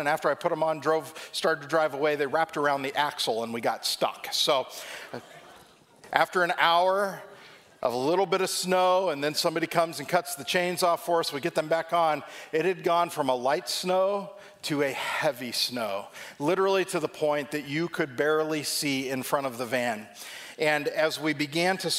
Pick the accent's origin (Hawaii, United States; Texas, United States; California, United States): California, United States; Southern; moved away as an adult; now in Ohio, United States; Growing up in Southern California